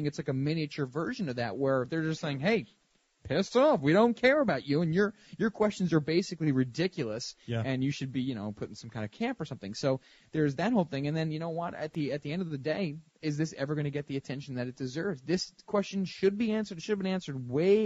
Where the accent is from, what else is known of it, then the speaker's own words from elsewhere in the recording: Mount Vernon, United States; I was born in Mount Vernon in 1981 on October 31st.